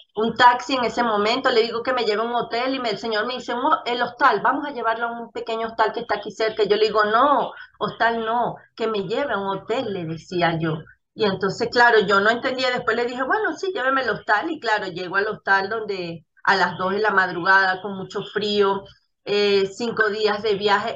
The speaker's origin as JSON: {"language": "Spanish", "country": "Venezuela", "moved": "as an adult", "lives_now": "Ecuador", "said": "nosotros como venezolanos en la Venezuela eh, anterior, la de antes"}